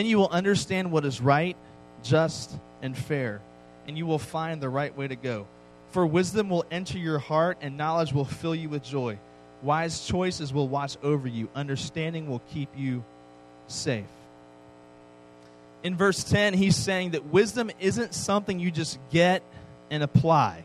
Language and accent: English; East Coast, United States; I grew up on the East Coast